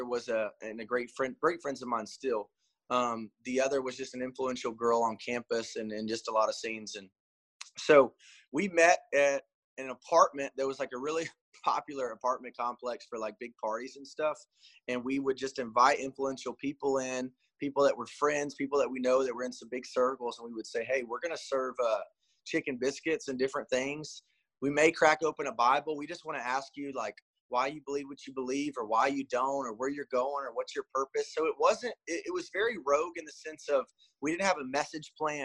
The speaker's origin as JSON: {"language": "English", "town": "Little Rock", "region": "Arkansas", "country": "United States", "tie": "born or raised there", "also_born_or_lived": "Coastal Carolina University, South Carolina", "moved": "as an adult", "said": "I was born and raised in Little Rock, Arkansas, and went to Coastal, spent all 4 years there."}